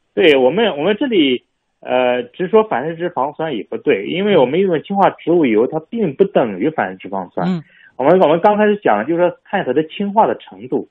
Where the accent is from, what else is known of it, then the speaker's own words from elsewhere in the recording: China; 我们中国人